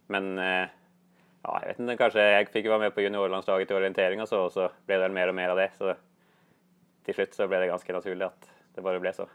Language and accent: Swedish; Gjerdrum, Akershus, Norway; Swedish is a second language; moved away as an adult; now in Gothenburg, Sweden; Jag kommer från Gjerdrum, något lite, en liten kommun i närheten där.